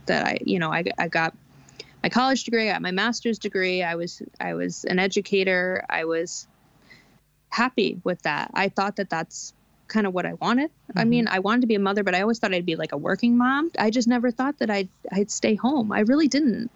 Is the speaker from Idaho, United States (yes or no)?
no; New York, United States; now in American Midwest, United States; Where I grew up in the Northeast, you know, homeschooling is just not a thing